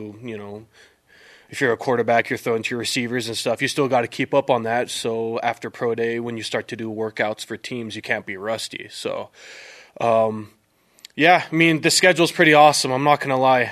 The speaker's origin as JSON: {"language": "English", "region": "Utah Valley", "country": "United States", "tie": "born or raised there", "said": "growing up in Utah Valley, whether you like it or not, you grow up watching BYU football"}